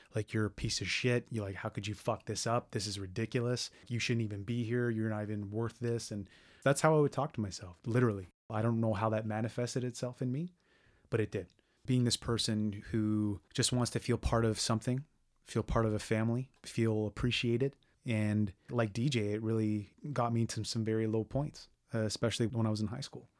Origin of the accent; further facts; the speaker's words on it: Brampton, Ontario, Canada; I grew up in Brampton